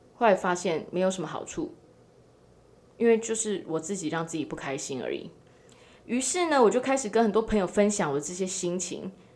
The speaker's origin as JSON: {"language": "Chinese", "country": "Taiwan", "tie": "born or raised there", "said": "我身在台湾"}